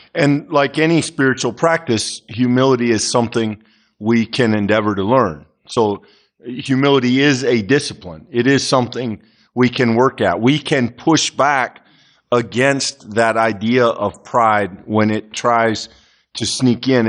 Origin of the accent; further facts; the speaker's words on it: United States; as Americans